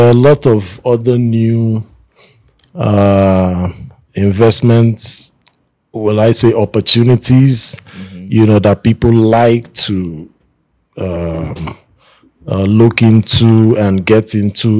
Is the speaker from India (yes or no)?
no; Port Harcourt, Rivers State, Nigeria; I was born and raised in Port Harcourt